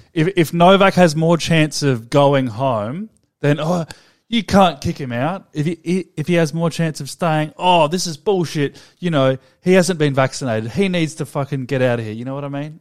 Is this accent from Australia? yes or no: yes; Australia; We're Australian. This is a, an Australian podcast.